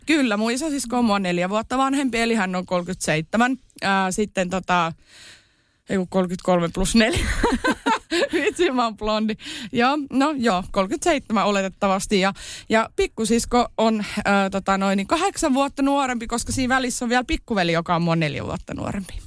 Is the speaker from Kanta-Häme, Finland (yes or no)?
no; Kerava, Uusimaa, Finland; born or raised there; also born or lived in Iisalmi